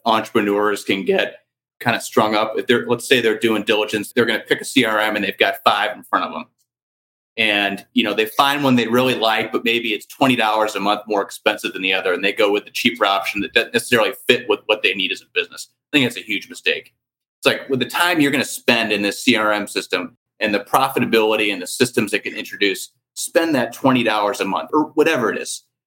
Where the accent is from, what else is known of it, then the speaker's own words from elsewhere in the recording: St. Louis, Missouri, United States; I grew up in St. Louis